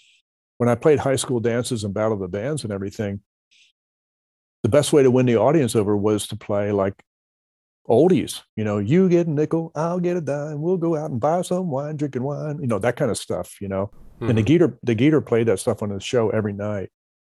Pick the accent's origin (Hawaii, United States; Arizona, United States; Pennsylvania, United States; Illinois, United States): Pennsylvania, United States; Philadelphia; Growing up in Philadelphia, there was a disc jockey.